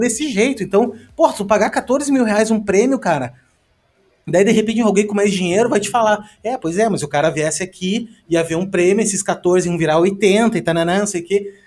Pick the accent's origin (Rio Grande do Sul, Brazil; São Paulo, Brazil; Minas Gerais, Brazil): Rio Grande do Sul, Brazil; eu sou do Rio Grande do Sul